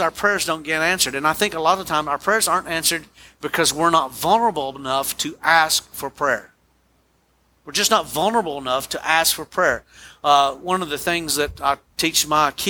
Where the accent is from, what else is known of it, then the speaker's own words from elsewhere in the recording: United States; American Christians